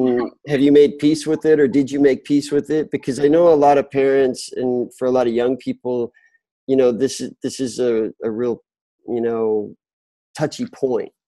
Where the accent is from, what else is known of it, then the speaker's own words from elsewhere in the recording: Utah, United States; I'm a Utah boy